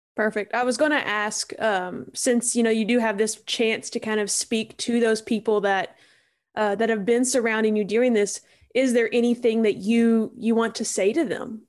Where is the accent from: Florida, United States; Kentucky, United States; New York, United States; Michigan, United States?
Kentucky, United States; Eastern; I'm from Eastern Kentucky, and so it, in where I'm from, your loyalties are like to your high school